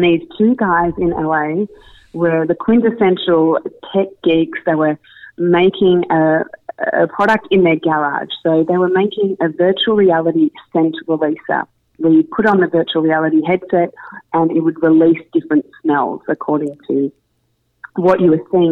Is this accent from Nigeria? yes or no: no; Melbourne, Victoria, Australia; moved away as an adult; now in New York, United States; I grew up in Melbourne, Australia, and spent majority of my childhood, early adult life there, and moved to New York 6 years ago.